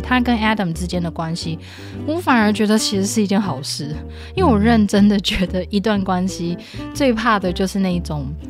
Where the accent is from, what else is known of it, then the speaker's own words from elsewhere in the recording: Taiwan; 在台湾我们所受到的性教育